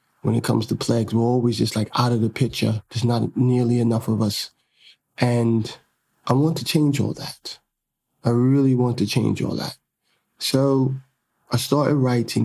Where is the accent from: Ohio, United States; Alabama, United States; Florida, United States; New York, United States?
New York, United States; I'm really from Harlem